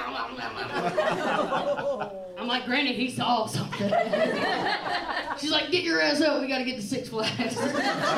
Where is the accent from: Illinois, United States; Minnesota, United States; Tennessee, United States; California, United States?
Tennessee, United States; Nashville; I'm from Nashville. We ride horses